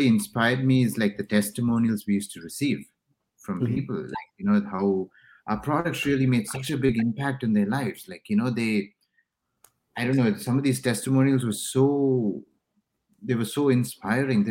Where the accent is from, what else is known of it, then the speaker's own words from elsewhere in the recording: India; moved away; so I'm originally from India